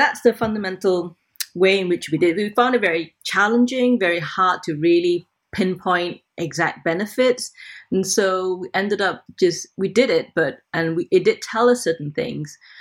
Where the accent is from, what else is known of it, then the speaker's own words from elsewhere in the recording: Malaysia; moved away; I'm originally Malaysian and I still have lots of links there